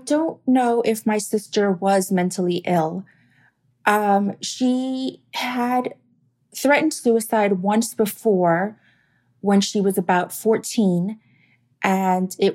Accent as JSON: {"language": "English", "town": "Miami", "region": "Florida", "country": "United States", "also_born_or_lived": "North Carolina", "said": "I'm from Miami."}